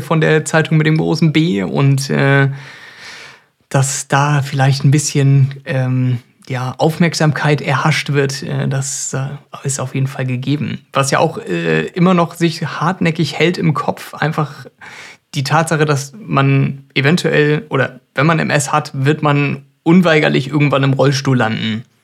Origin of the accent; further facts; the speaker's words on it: Germany; bei uns in Deutschland